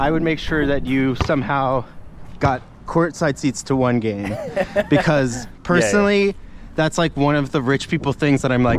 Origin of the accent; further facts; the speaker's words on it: New Jersey, United States; So I adopted the Devils. I'm from New Jersey.